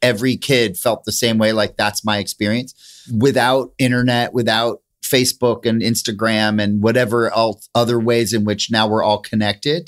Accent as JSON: {"language": "English", "town": "Princeton", "region": "New Jersey", "country": "United States", "tie": "born or raised there", "said": "I grew up in Princeton"}